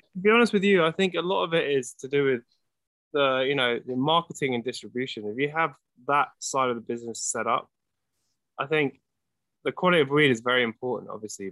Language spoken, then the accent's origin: English; London, United Kingdom; moved away as an adult; now in Los Angeles, United States; I grew up in London. Yeah, so I've been here twenty years.